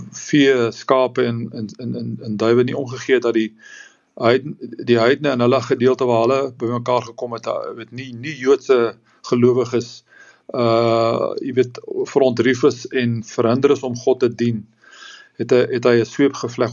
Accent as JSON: {"language": "Afrikaans", "country": "South Africa", "said": "ons land"}